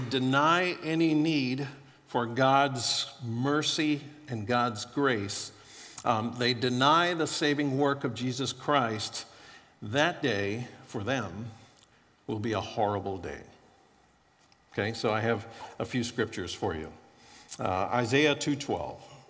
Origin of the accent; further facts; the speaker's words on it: Florida, United States; moved away; I grew up in Florida and was pretty poor growing up